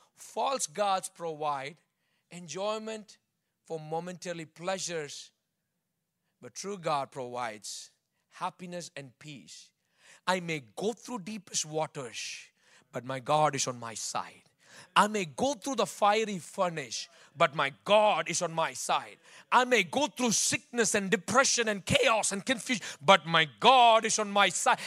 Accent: Bangalore, Karnataka, India; moved away; I grew up in Bangalore

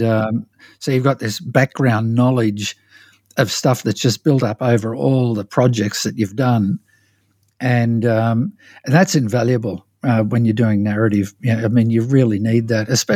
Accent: Australia; moved away; growing up in Australia

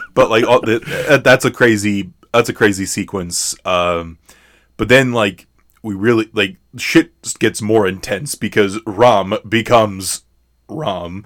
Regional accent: United States; as American viewers

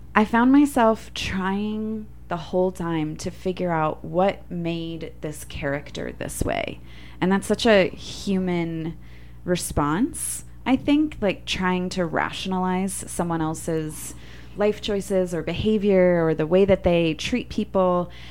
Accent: Orlando, Florida, United States; I also grew up in Orlando, Florida

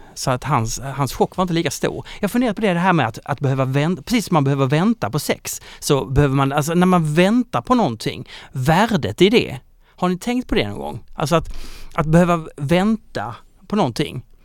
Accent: Kristianstad, Skåne, Sweden; moved away; jag är från Kristianstad

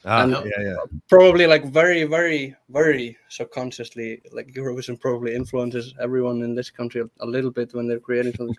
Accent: Iceland

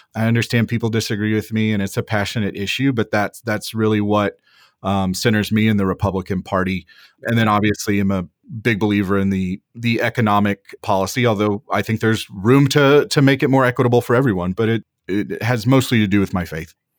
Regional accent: Wichita Falls, Texas, United States; moved away as an adult; now in Washington, D.C., United States; I was born and raised in Wichita Falls, Texas, so, so North Texas

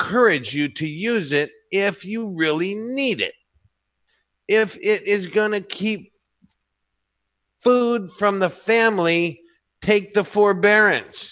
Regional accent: Santa Barbara, California, United States; I was born and raised in Santa Barbara

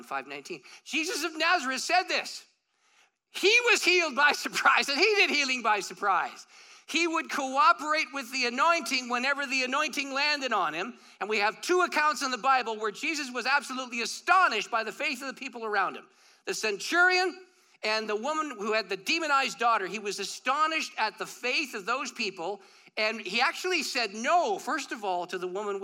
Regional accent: St. Catharines, Ontario, Canada; I grew up in St. Catharines.

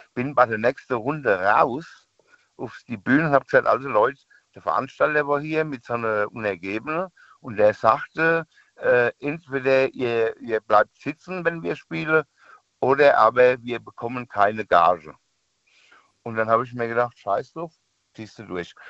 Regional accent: near Aschaffenburg, Bavaria, Germany; Ich komme aus der Nähe von äh, Aschaffenburg.

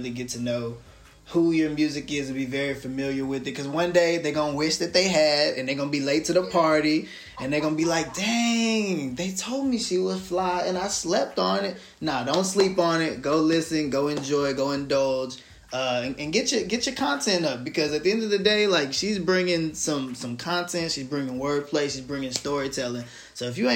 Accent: the South, United States; I'm from the South too

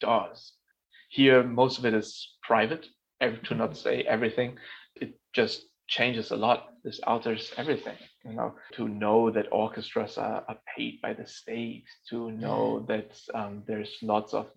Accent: Berlin, Germany; moved away as an adult; now in New York, United States; I'm born in Berlin. I'm actually born a couple of months before the wall fell. So I'm born in West Berlin.

